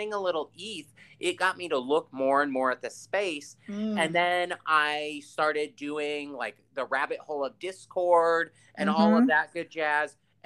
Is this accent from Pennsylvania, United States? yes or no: no; Palo Alto, California, United States; moved away; we're both from the Bay Area. And so for me, Miami right now is the closest that I ever felt to what being a kid in Palo Alto was.